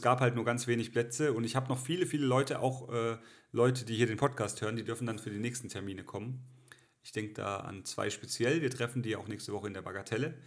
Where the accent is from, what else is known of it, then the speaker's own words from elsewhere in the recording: village near Ettlingen, Baden-Württemberg, Germany; in Ettlingen, nächste größere Stadt, in, da wo ich herkomme